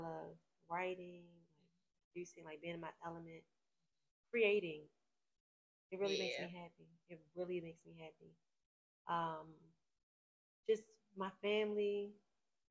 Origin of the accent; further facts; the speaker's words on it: Baltimore, Maryland, United States; I'm from Baltimore City.